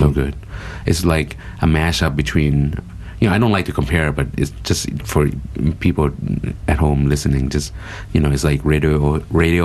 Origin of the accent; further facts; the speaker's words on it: United States; now in Thailand; I grew up in the States